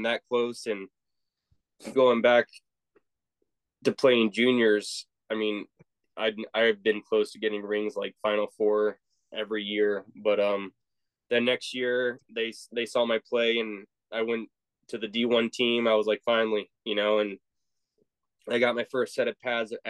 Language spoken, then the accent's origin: English; Virginia Beach, Virginia, United States; That was my hometown, Virginia Beach, Chesapeake area